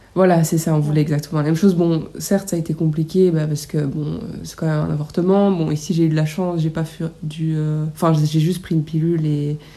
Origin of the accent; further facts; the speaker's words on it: Belgium; on vient de Belgique